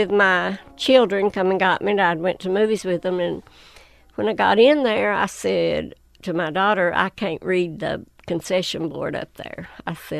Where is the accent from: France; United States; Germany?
United States; Whitesburg, Kentucky; I was born and raised right outside of Whitesburg